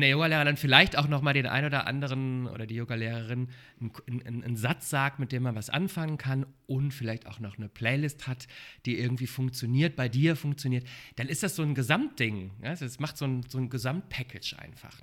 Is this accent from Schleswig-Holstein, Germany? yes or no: no; Sauerland, North Rhine-Westphalia, Germany; now in Berlin, Germany; Ich bin aus, vom Dorf. Ähm, ich komme aus dem Sauerland, aus Nordrhein-Westfalen kleines, kleine Stadt im Sauerland